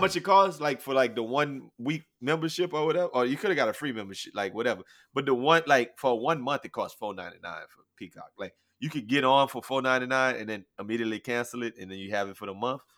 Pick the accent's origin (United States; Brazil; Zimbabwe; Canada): United States; Louisiana; I'm from Louisiana. I'm from Louisiana